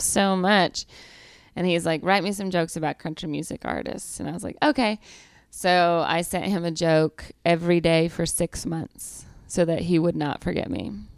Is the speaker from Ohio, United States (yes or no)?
no; Georgia, United States; accent: Southern; moved away; I'm from Georgia